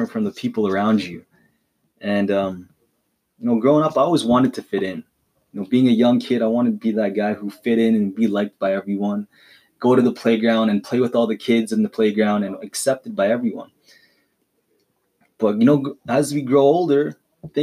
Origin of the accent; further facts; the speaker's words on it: Calgary, Alberta, Canada; moving from the city that I was born in, right? If you don't know where I'm from Calgary, Alberta, Canada.